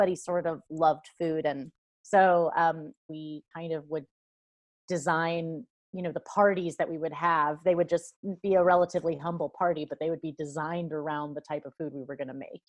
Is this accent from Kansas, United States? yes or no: yes; Lawrence, Kansas, United States; I grew up in and around Lawrence, Kansas, which is liberal little college